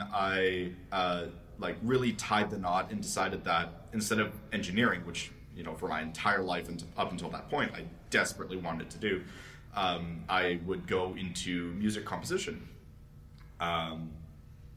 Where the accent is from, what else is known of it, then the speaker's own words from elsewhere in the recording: Calgary, Alberta, Canada; moved away as an adult; now in Toronto, Canada; I'm not from the States, for clarification. I've spent my entire life in Canada